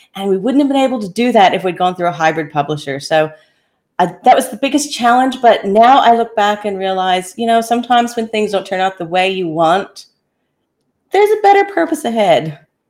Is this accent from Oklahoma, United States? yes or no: no; Kansas, United States; also born or lived in Daintree rainforest, Queensland, Australia; now in Australia; I was born and raised in Kansas, and then ended up transplanted in Australia